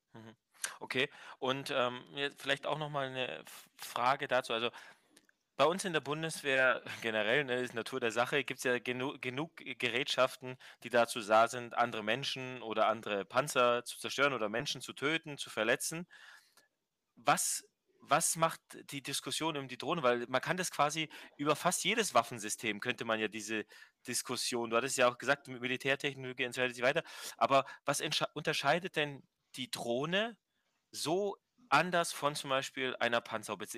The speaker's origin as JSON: {"language": "German", "country": "Germany", "said": "wir als, als Deutsche"}